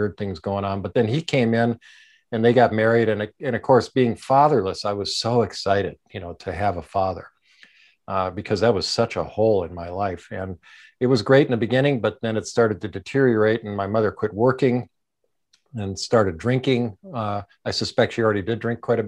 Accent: Minneapolis, Minnesota, United States; I grew up in Minneapolis

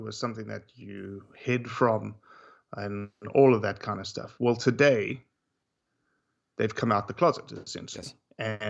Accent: Johannesburg, Gauteng, South Africa; moved away as an adult; because I was raised in Johannesburg, 8.5 million people, mm-hmm. until I was 24.

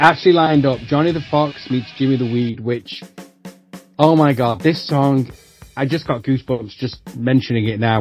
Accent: Manchester, North West England, United Kingdom; it has that connection being about my hometown.

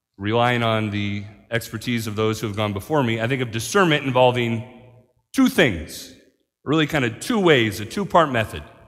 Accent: Marion, United States; moved away; I'm from Marion. I gotta come see my mom every once in a while

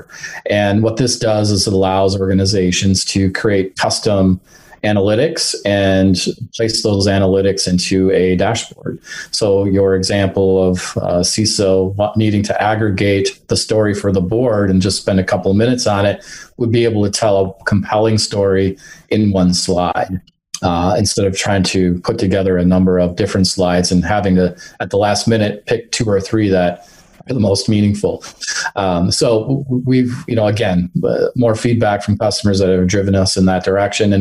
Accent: Minnesota, United States; I'm from Minnesota, and we have 15 Fortune 500 companies here locally.

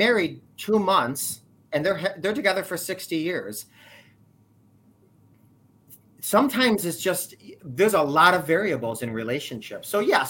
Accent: New York, United States; I am from New York

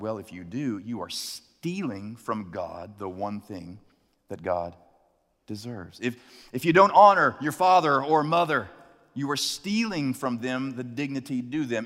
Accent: Chattanooga, Tennessee, United States; The first time I heard the term carjacking, uh, was in my hometown

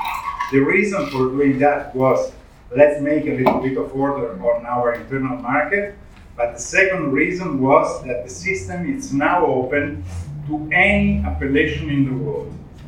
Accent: Franciacorta, Lombardy, Italy; English is a second language; I'm a producer from Franciacorta. My family has a long heritage in wine production. By the way, we are arrived now at the 18th generation of the family on the estate.

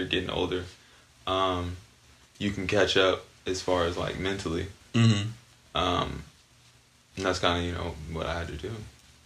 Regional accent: Barstow, California, United States; growing up in Barstow

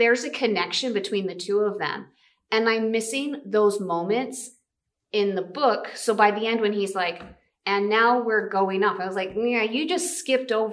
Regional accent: United States; our American culture

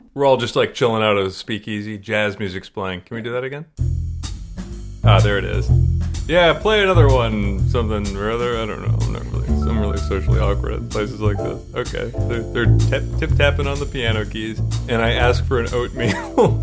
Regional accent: Maryland, United States; now in Syracuse, United States; I grew up in Maryland

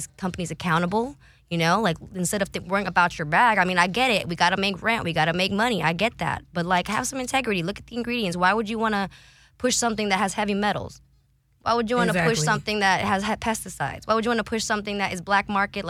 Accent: San Antonio, Texas, United States; I grew up in San Antonio, Texas

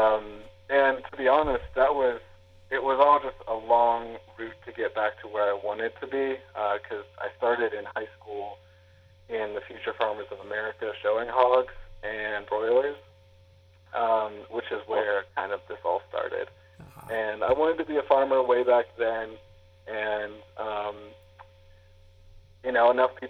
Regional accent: Louisiana, United States; moved away; also born or lived in Edinburgh, United Kingdom; I am actually originally from Louisiana

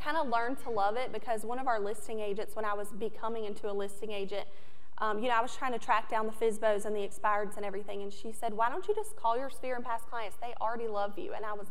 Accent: New Bern, North Carolina, United States; I'm from New Bern, North Carolina. It's Eastern North Carolina, really small town.

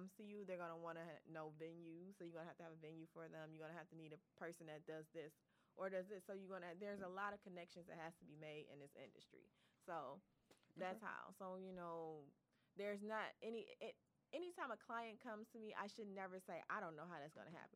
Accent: Detroit, Michigan, United States; I am definitely from Detroit, born and raised

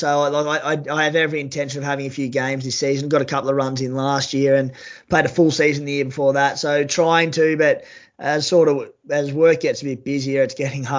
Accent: Canberra, Australian Capital Territory, Australia; I was now from Canberra. So I grew up going to all these Raiders games

